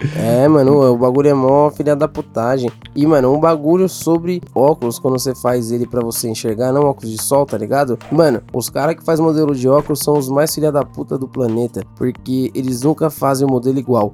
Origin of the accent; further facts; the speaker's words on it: Brazil; eu sou do Brasil